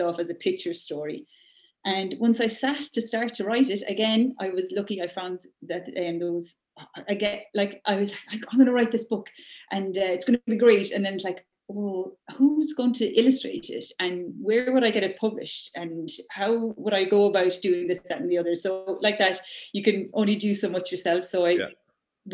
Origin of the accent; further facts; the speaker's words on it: Ireland; we're Irish